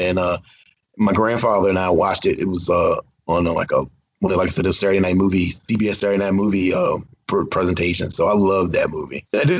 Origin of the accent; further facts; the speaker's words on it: the South, United States; I grew up in the South. I grew up really poor.